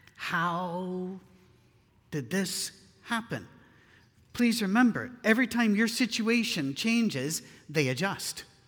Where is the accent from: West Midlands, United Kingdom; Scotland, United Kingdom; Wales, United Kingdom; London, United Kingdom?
Scotland, United Kingdom; I'm Scottish.